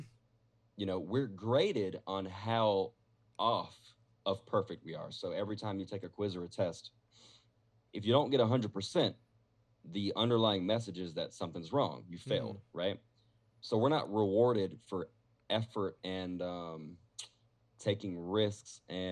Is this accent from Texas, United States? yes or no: no; Statesboro, Georgia, United States; moved away as an adult; now in Las Vegas, United States; I'm from a small town of Georgia, by the way. I'm from Statesboro, Georgia